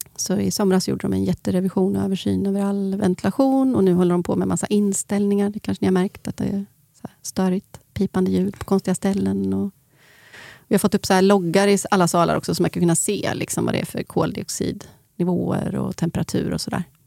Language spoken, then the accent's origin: Swedish; Sweden; jag är svensk